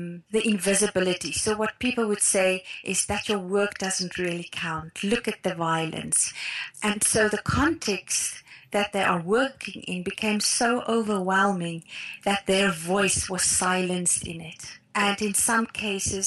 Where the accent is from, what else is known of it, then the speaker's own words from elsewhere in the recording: South Africa; I grew up in Afrikaner cultural context